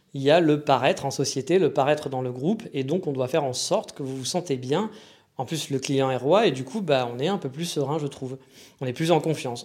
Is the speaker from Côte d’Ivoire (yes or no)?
no; France; accent: French; quand je parle, on entend que je suis français